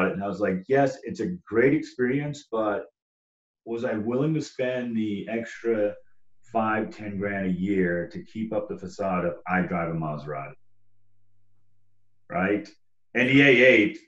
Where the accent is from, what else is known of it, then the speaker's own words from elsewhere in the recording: Southeast Texas, United States; I grew up in Southeast Texas